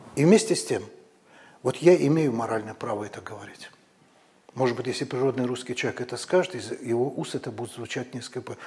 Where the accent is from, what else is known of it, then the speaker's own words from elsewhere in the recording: Baku, Azerbaijan; moved away as an adult; now in Moscow, Russia; Это у нас на даче, вот, в пригороде Бакута